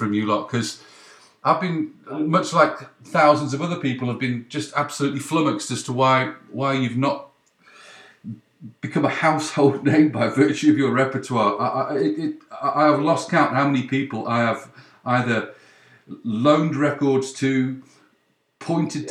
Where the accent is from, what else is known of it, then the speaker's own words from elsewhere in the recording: the Northwest, North West England, United Kingdom; I'm from the Northwest